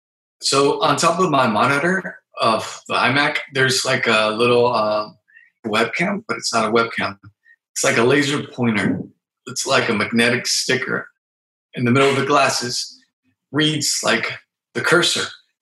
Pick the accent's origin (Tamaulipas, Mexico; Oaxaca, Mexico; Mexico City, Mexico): Mexico City, Mexico; born there; also born or lived in San Diego, United States; now in Tijuana, Mexico; I currently live in Tijuana, Mexico, in Baja California. I was born in Mexico City.